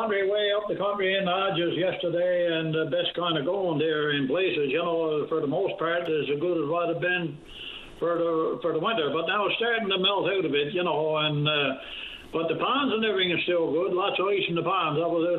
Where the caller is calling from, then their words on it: Bishop's Falls, Newfoundland and Labrador, Canada; I'm calling you from Bishop Falls.